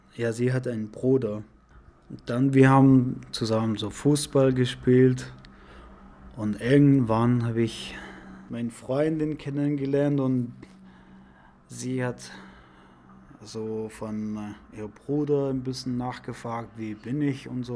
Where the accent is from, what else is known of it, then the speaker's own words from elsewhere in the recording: Iran; German is a second language; also born or lived in Afghanistan; now in Germany; Wir waren im Iran, wir sind so im Iran aufgewachsen und dann, aber unsere Eltern waren so afghanische Leute